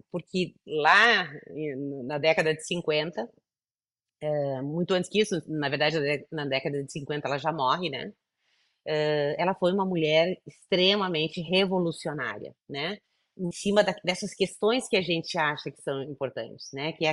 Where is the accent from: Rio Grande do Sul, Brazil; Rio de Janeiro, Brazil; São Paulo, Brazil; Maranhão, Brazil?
Rio Grande do Sul, Brazil; moved away; voltamos para o meu Rio Grande do Sul, sou gaúcha